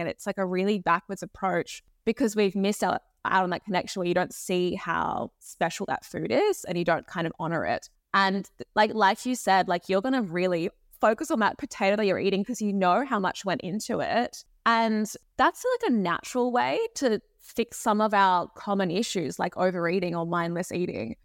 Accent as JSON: {"language": "English", "town": "Sydney", "region": "New South Wales", "country": "Australia", "tie": "born or raised there", "said": "I grew up in Sydney in Australia"}